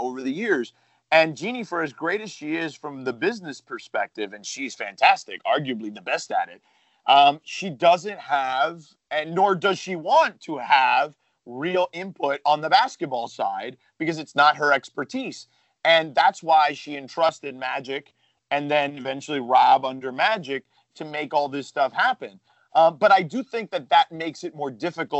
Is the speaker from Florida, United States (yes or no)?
yes; Miami, Florida, United States; I grew up in Miami